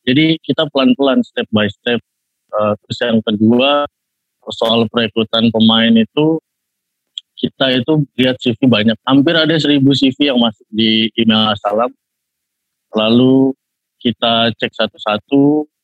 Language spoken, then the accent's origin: Indonesian; Bali, Indonesia; also born or lived in Jakarta; Kelahiran saya itu Jakarta, tapi saya hmm. dari kecil itu tinggal di Bali.